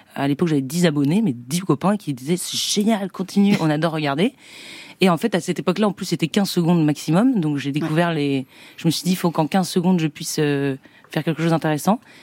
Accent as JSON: {"language": "French", "town": "Saint-Nazaire", "region": "Pays de la Loire", "country": "France", "said": "Je viens de Saint-Nazaire"}